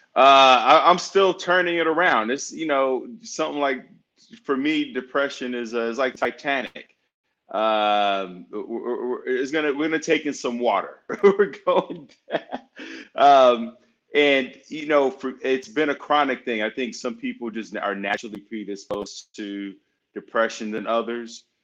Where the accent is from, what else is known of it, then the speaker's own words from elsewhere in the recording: Chicago, Illinois, United States; I'm from the north side of Chicago, and uh, growing up in a single-parent home in a Section 8 building